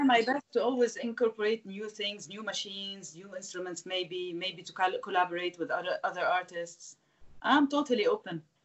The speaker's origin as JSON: {"language": "English", "town": "Beirut", "region": "Beirut Governorate", "country": "Lebanon", "tie": "born or raised there", "said": "to start with Beirut, my hometown, which is the city where I started"}